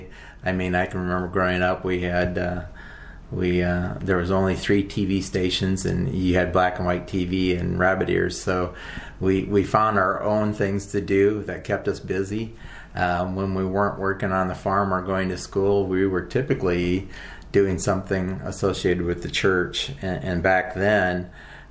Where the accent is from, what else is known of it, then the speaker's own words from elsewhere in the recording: Iowa, United States; moved away as an adult; also born or lived in Wyoming / South Dakota; now in Port Orchard, United States; I was born and raised in the Midwest in Iowa, mostly on a farm